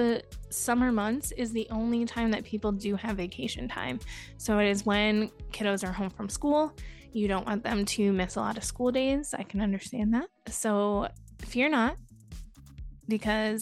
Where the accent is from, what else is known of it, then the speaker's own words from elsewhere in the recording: Connecticut, United States; moved away as an adult; now in Central Florida, United States; I grew up in New England. I grew up in Connecticut